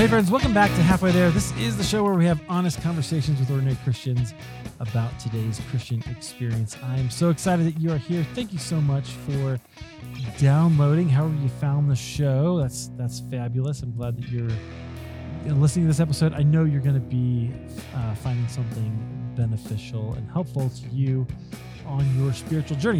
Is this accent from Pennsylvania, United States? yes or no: no; Iowa, United States; I'm from Iowa